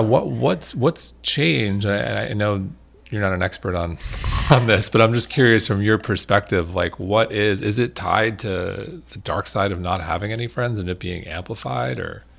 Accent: Manhasset, New York, United States; I grew up in Manhasset, Long Island

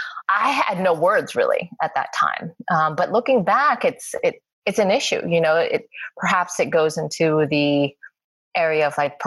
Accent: Los Angeles, California, United States; I'm like, LA. LA.

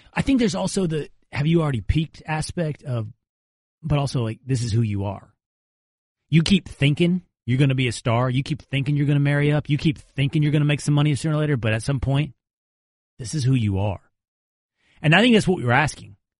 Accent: Texas, United States; I'm from Texas

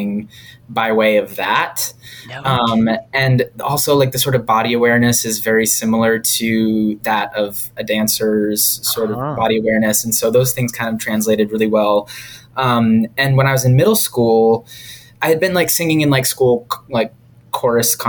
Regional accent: about an hour south of Boston, Massachusetts, United States; I grew up about an hour south of Boston in Massachusetts

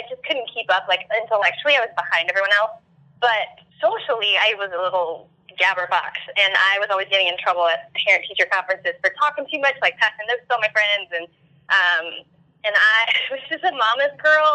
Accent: Evansville, Indiana, United States; I ended up staying in my hometown and going to a college called the University of Southern Indiana

